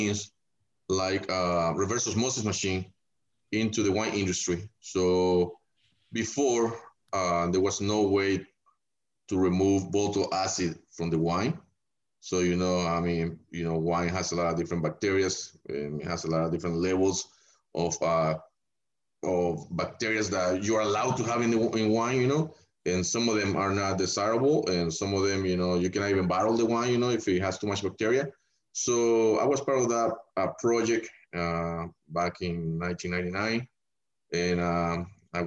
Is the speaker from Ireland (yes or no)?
no; El Salvador; also born or lived in Los Angeles, United States; now in Sonoma, United States; I grew up in El Salvador.